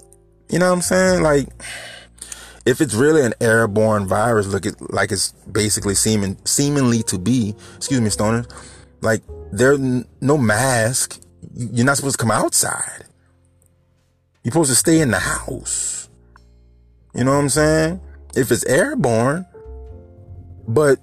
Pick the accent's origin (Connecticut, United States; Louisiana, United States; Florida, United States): Louisiana, United States; New Orleans; moved away as an adult; now in Houma, United States; I live in Houma right now, but I'm from New Orleans